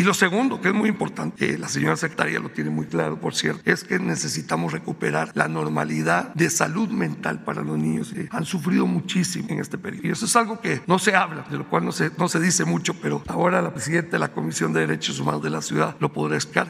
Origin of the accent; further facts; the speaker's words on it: Guatemala; also born or lived in Indonesia; now in Mexico City, Mexico; Yo soy de origen guatemalteco